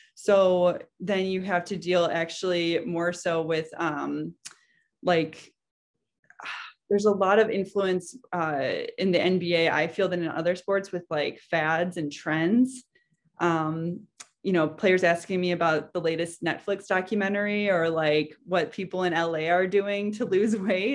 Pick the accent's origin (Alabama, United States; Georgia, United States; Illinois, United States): Illinois, United States; Chicago; also born or lived in Massachusetts; I grew up in Chicago, so I knew, that's home for me